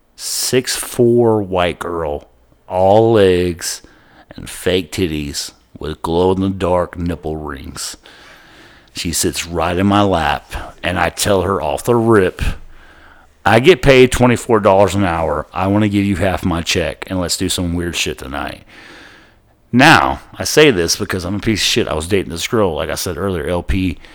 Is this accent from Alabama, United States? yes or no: no; Pasadena, Texas, United States; my hometown of Pasadena, Texas